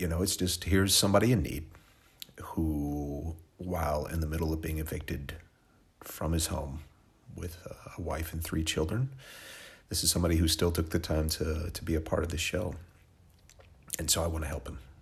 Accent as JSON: {"language": "English", "region": "Oklahoma", "country": "United States", "tie": "born or raised there", "said": "where I was from. Uh, it's a place called Oklahoma"}